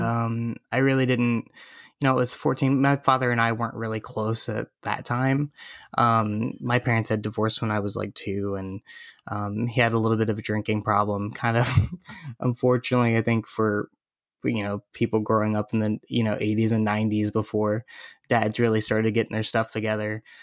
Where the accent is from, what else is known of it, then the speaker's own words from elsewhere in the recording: Florida, United States; now in Los Angeles, United States; I grew up in Florida